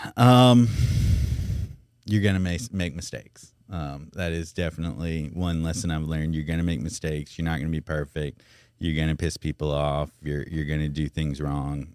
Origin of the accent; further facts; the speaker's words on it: Memphis, Tennessee, United States; now in Baton Rouge, United States; I'm from Memphis